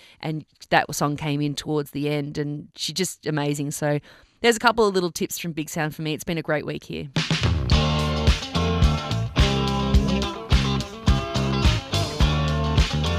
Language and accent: English; Melbourne, Victoria, Australia; I'm from Melbourne.